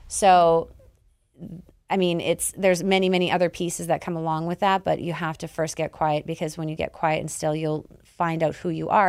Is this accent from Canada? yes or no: yes; Canada; I'm Canadian